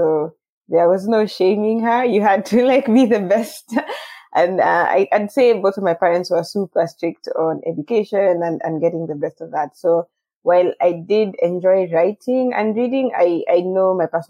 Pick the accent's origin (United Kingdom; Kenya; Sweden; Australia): Kenya; Nairobi; also born or lived in Tarbo, near Eldoret; I kind of grew in between Nairobi